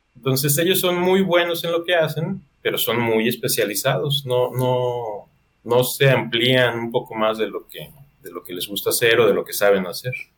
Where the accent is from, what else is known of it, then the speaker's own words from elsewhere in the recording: Mexico; aquí tú como mexicano